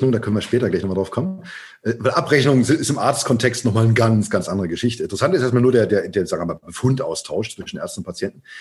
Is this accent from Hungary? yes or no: no; West Germany, Germany; Ich bin jetzt äh, in, äh, ich bin in der BRD äh, geboren, groß groß geworden.